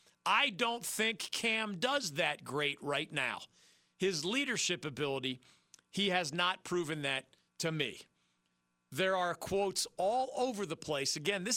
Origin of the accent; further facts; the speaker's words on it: Philadelphia, Pennsylvania, United States; growing up in the Philly area